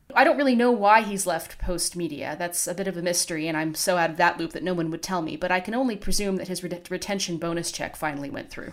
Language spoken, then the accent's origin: English; Canada; as a Canadian